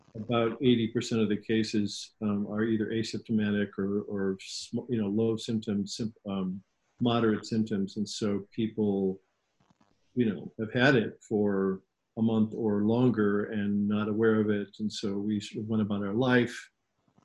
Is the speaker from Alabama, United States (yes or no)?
no; Chicago, Illinois, United States; also born or lived in Florida; now in New York City, United States; I grew up in Chicago in the late 60s, early 70s